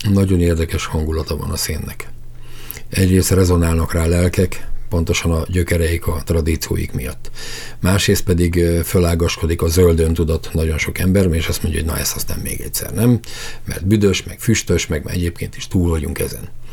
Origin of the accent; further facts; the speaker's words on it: Ózd, Borsod-Abaúj-Zemplén, Hungary; én Úzról származom, ahol kohászok, bányászok éltek zömében